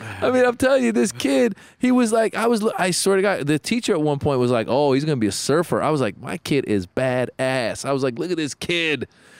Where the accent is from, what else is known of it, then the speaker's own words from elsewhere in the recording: Iran; English is a second language; moved away; English language, second language. I was born in Iran.